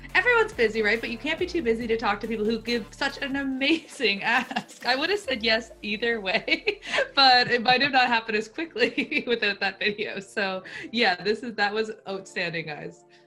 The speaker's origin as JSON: {"language": "English", "town": "Lunenburg", "region": "Nova Scotia", "country": "Canada", "tie": "born or raised there", "said": "I grew up in the South Shore, um, Lunenburg specifically."}